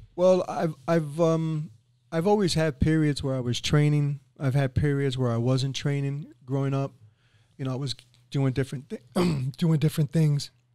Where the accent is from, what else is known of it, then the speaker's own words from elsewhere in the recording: New York City, New York, United States; moved away as an adult; now in Boca Raton, United States; I grew up in inner city, I grew up in East Harlem, which is in New York